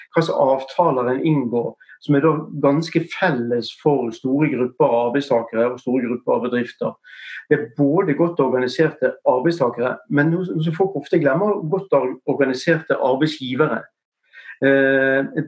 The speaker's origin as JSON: {"language": "Norwegian", "town": "Bergen", "region": "Vestland", "country": "Norway", "said": "Så du kan ikke høre på stemmen så, eller på måten jeg snakker, så er jeg fra Bergen"}